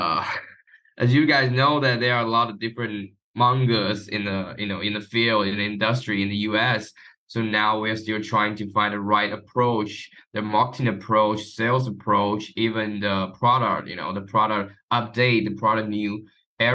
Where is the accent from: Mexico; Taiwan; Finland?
Taiwan; I'm from Taiwan.